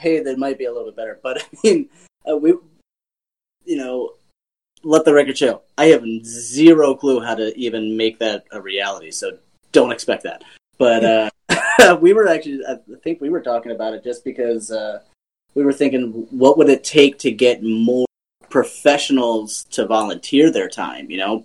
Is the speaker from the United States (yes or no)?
yes; East Coast, United States; I'm from the East Coast